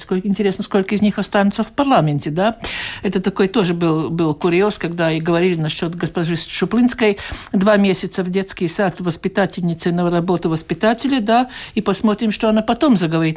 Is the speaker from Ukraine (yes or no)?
no; Latvia